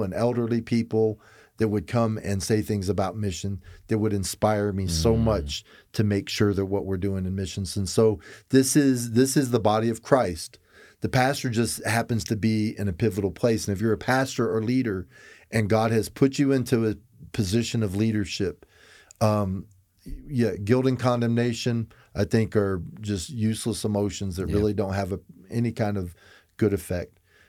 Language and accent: English; Florida, United States; I'm a cracker from Florida.